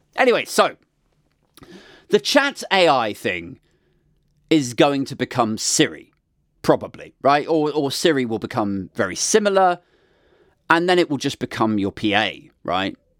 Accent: United Kingdom; we're British.

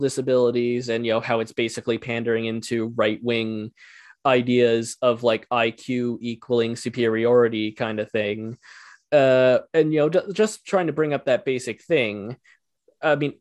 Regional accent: rural Ontario, Canada; also born or lived in Ottawa; I grew up in rural Ontario

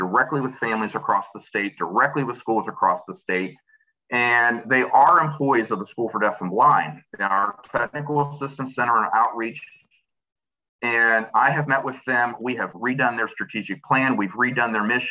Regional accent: New Manchester, West Virginia, United States; I'm from Chester. Actually, New Manchester.

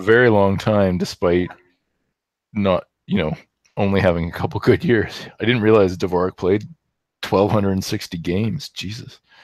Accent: Canada

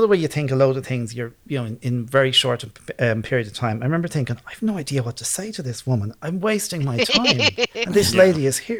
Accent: Ireland; accent: Irish; In my Irish accent.

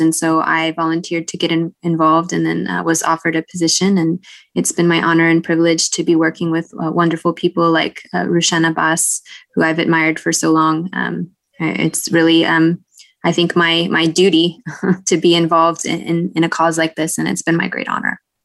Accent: United States; moved away as an adult; also born or lived in China; part of my identity I would have defined as being American

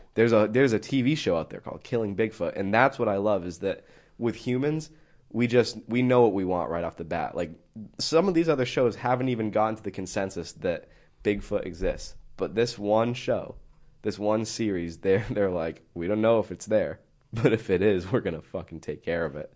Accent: New England, United States; I'm from New England.

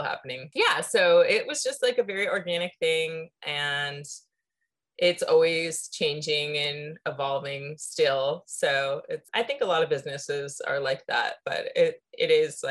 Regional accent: San Diego, California, United States; when I moved back to my hometown of San Diego

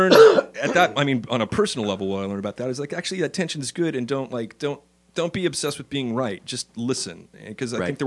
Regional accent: Riverside, California, United States; I grew up in Riverside.

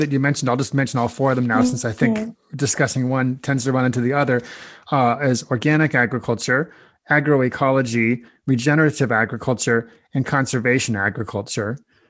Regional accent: Nebraska, United States; I was born and raised in Nebraska, in the middle of the country, kind of the breadbasket of the U.S. there. And I heard about no-till there growing up

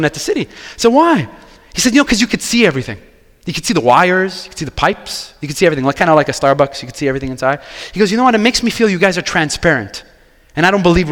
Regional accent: Quebec, Canada; I'm from Quebec. I grew up here

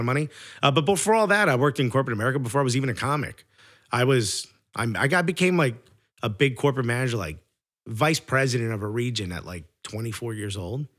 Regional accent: New York, United States; as a New Yorker

